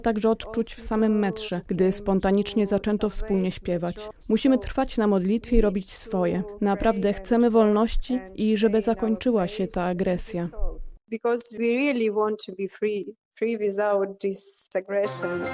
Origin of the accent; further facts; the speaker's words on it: Dnipro, Dnipropetrovsk Oblast, Ukraine; my, Ukraińcy